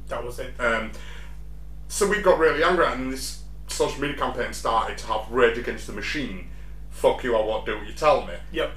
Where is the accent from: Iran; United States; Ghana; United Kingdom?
United Kingdom; being British